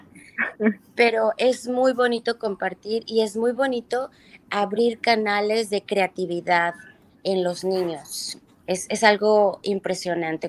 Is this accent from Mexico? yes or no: yes; Mexico; moved away as an adult; also born or lived in New York, United States / Lisbon, Portugal; now in United States; yo a los 18 años me fui de México